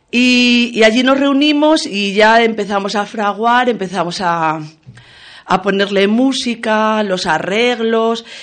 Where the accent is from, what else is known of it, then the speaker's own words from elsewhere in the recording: Casas del Monte, Extremadura, Spain; empezamos en el 1999 en Casas del Monte, mi pueblo, se ha dicho también de paso, que está en el Valle del Ambros.